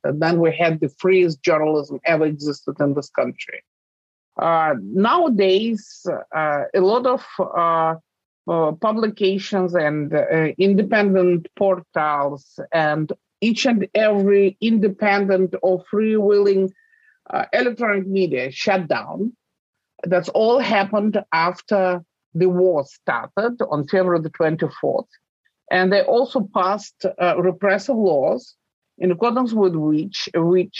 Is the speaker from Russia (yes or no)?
yes; Russia; my home country